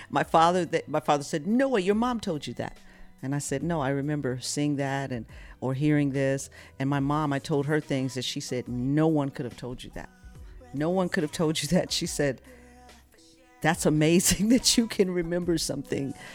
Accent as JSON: {"language": "English", "town": "Flint", "region": "Michigan", "country": "United States", "said": "I come from Flint, Michigan"}